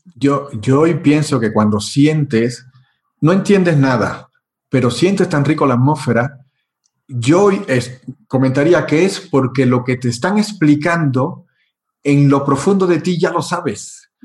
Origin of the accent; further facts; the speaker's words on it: Cuba; also born or lived in Europe; now in Mexico; donde nací en Cuba, eh, estoy en México